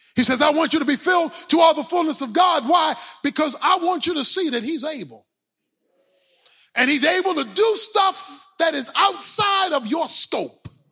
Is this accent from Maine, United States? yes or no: no; Baltimore, Maryland, United States; When I was growing up in Baltimore